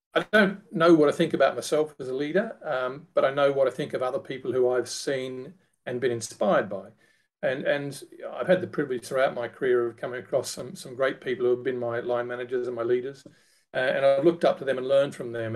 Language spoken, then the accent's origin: English; Australia; moved away as an adult; now in United Kingdom; being an Australian by birth